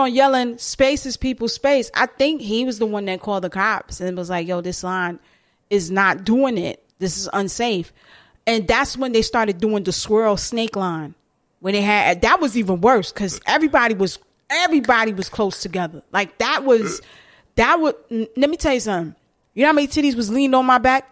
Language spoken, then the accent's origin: English; New York City, New York, United States; I'm a New Yorker